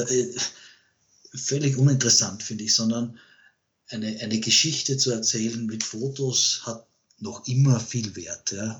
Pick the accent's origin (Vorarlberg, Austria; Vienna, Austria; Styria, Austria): Vienna, Austria; bei uns in Wien